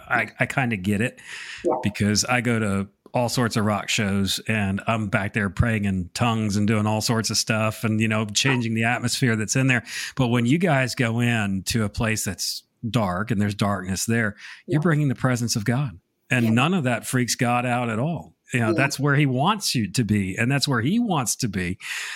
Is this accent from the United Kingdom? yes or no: no; Connecticut, United States; now in South Carolina, United States; I'm going to blame it on the fact that I'm a transplant from Connecticut to South Carolina. So. I'm kind of confused in my dialects a little bit.